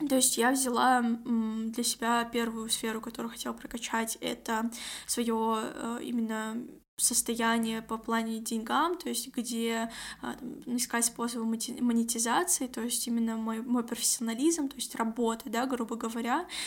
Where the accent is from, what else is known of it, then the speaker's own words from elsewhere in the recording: Kazakhstan; я из Казахстана